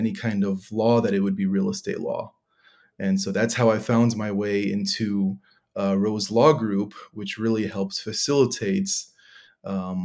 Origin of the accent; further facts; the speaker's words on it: Michigan, United States; I grew up in Michigan, born and raised.